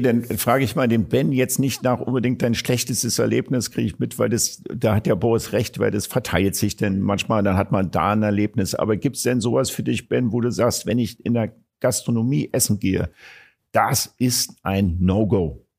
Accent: Berlin, Germany; ich als Berliner

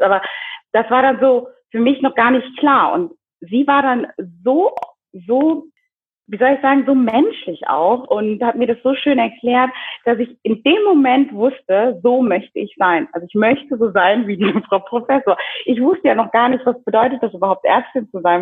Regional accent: Germany; moved away as an adult; also born or lived in Kinshasa, Democratic Republic of the Congo; now in Zurich, Switzerland; bin in Deutschland aufgewachsen, dort zur Schule gegangen

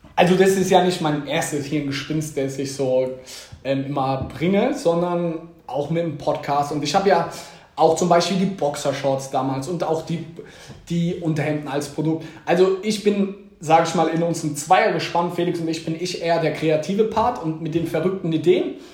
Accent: Mannheim, Baden-Württemberg, Germany; wenn mich Leute fragen, wo kommst du her, sage ich eher aus Mannheim, niemals aus Heidelberg

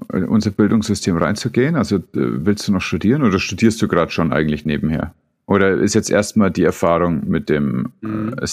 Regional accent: Southern Germany, Germany; Ich komme ja aus dem

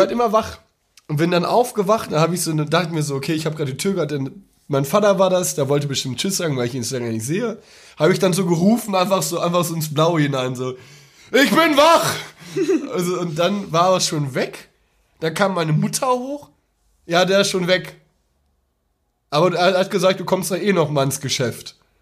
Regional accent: Ruhr area, North Rhine-Westphalia, Germany; accent: Pott; Ich kann, ich kann nur Pott. Ich komme aus dem Pott.

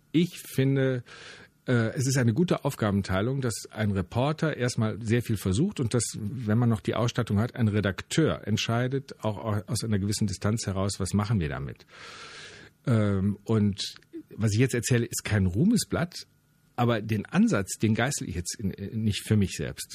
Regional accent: Wermelskirchen, North Rhine-Westphalia, Germany; bei uns in Wermelskirchen

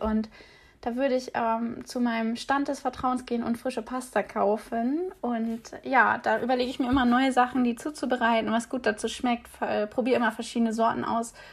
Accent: East Frisia, Lower Saxony, Germany; moved away as an adult; now in Hamburg, Germany; bin ich auch norddeutsche, gebürtige Ostfriesin, also komme direkt von der Nordsee

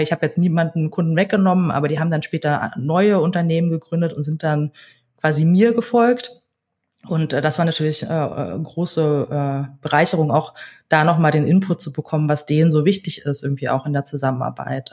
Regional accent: Berlin, Germany; ich wurde in Berlin geboren, ähm, bin vor allen Dingen als Kind einer alleinerziehenden Mutter groß geworden

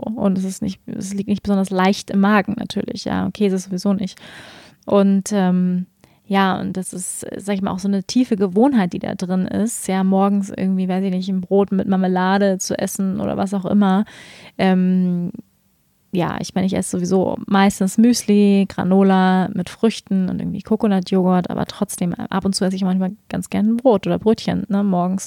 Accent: Germany; wir als Deutsche

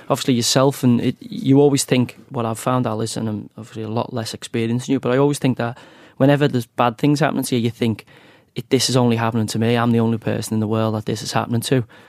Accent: Knowsley, North West England, United Kingdom; I'm from Knowsley, which is a very, very strong Labour seat

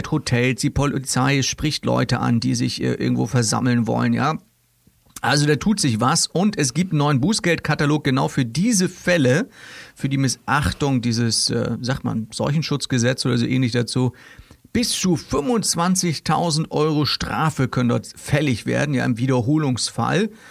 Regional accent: Kiel, Schleswig-Holstein, Germany; Ja, Kieler Woche ist immer schlechtes Wetter. Ja, wir wissen das. Wir kennen das schon als Kieler.

